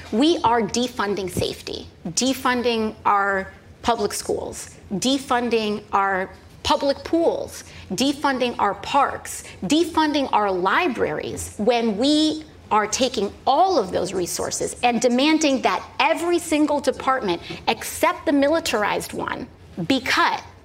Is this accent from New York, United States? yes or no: yes; New York City, New York, United States; I'm from the Bronx